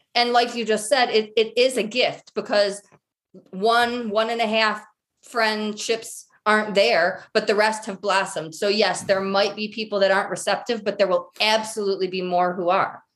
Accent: Michigan, United States; now in Colorado, United States; I'm originally from Michigan

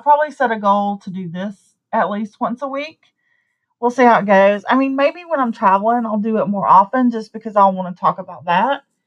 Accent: Deep South, United States; accent: southern; I live in the deep south. I don't really fit in, even though I've lived here my whole life. I bet you can't tell from my accent

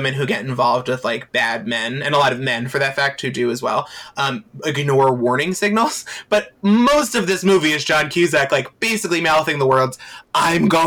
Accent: Long Island, New York, United States; I'm from Long Island.

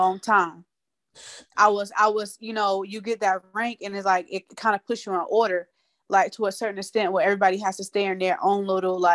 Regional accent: Tampa, Florida, United States; moved away; I'm from Sub Springs. I'm from Tampa, Florida.

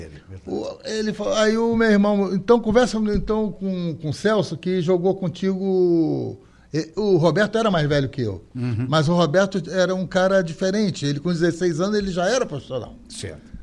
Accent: Rio de Janeiro, Brazil; Eu sou do centro do Rio de Janeiro. Eu nasci na Rua das Laranjeiras.

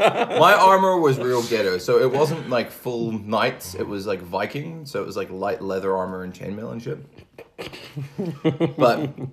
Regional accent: Christchurch, New Zealand; also born or lived in Hamilton, New Zealand / Egypt; We grew up in Hamilton and then Christchurch

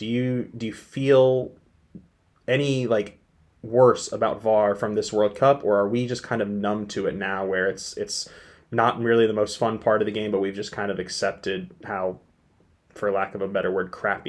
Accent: United States; As the American

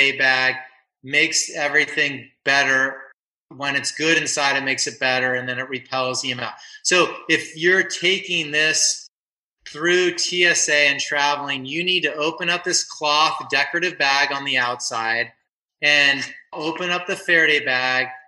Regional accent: Simi Valley, California, United States; also born or lived in San Onofre; Simi Valley where I grew up

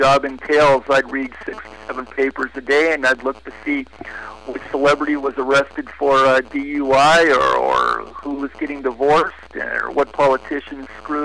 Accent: Nebraska, United States; moved away as an adult; now in Hollywood, United States; I am originally from Nebraska, that comedy writing mecca.

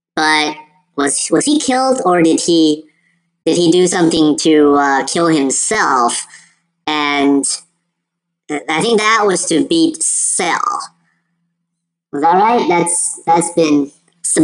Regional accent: United States; also born or lived in China; as an Asian kid, um, growing up in America

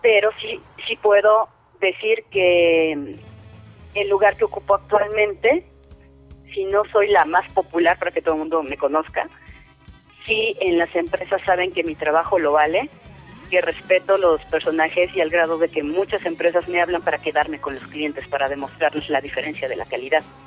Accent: Mexico; todos somos mexicanos

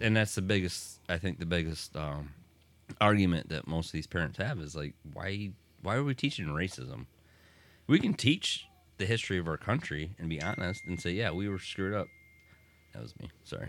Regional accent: Deerfield, Michigan, United States; we grew up in Deerfield

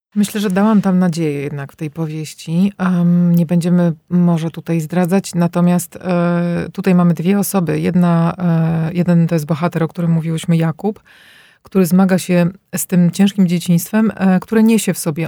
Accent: Warsaw, Masovian Voivodeship, Poland; moved away as an adult; now in Belgium; wychowałam się w blokach, w warszawskich blokach tutaj na Stegnach

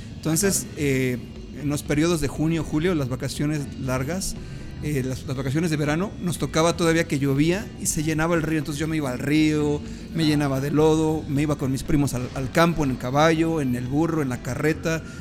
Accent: Mexico City, Mexico; yo soy originario de la Ciudad de México

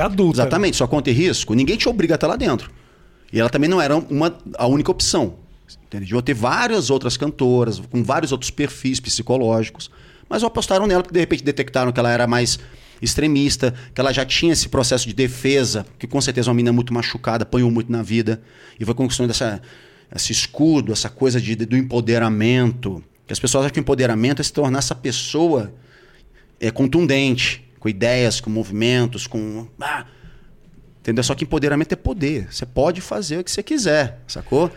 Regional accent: Rio de Janeiro, Brazil; eu sou carioca, conheço muito bem toda aquela região ali do Projac

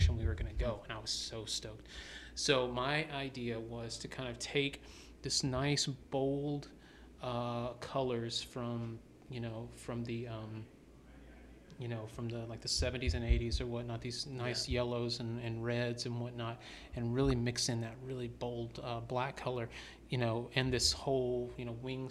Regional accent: the South, United States; now in Atlanta, United States; I was born and raised in the South, so I'm a storyteller myself.

